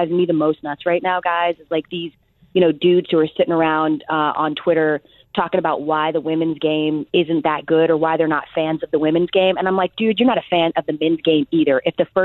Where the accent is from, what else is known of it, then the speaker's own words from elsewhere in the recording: Atlanta, Georgia, United States; I'm born and raised in Atlanta.